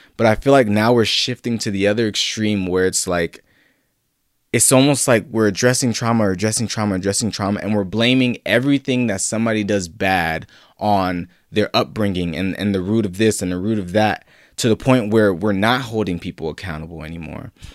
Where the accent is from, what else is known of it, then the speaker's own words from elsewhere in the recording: San Diego, California, United States; I grew up in Southeast San Diego, not your typical, you know, image of San Diego